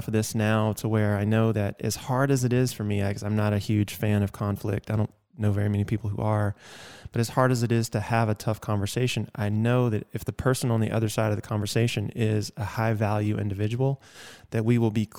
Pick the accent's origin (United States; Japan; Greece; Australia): United States; Georgia; accent: Southern; now in Arizona, United States; I grew up in the South in Georgia